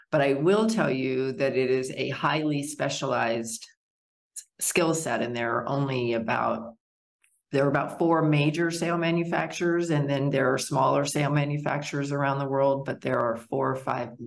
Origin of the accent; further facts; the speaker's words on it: Wyoming, United States; also born or lived in Arkansas; I was born in Arkansas, and my father's business uh, moved us to Wyoming, where I developed a huge love and respect for nature and being outside